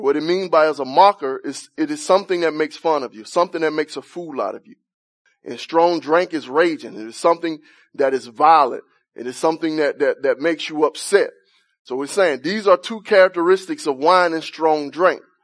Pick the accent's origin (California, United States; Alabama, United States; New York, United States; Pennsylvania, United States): Alabama, United States; I'm from Alabama, man. Grew up with no central heat